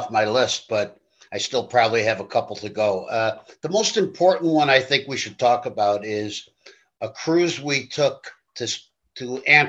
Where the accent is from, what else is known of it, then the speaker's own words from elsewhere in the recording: New York City, New York, United States; I grew up in New York City.